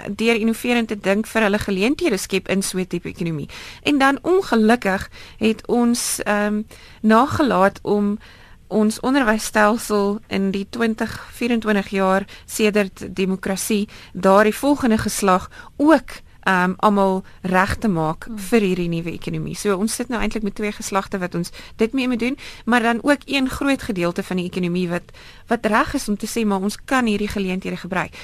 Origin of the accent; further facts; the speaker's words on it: South Africa; ons as Suid-Afrikaners